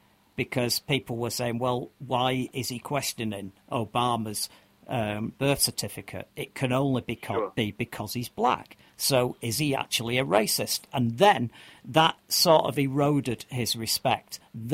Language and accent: English; United Kingdom; as a Brit